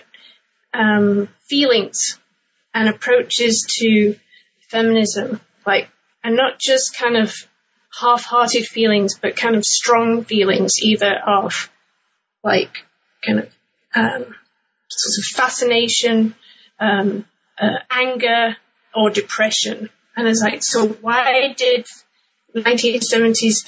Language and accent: English; England, United Kingdom; moved away; I'm originally from England, and I grew up in the UK in the 1980s